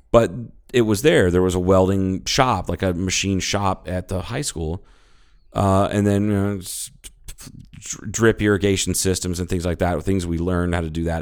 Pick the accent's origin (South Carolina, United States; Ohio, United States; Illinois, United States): Ohio, United States; moved away; I'm from Ohio. I have family that lives there.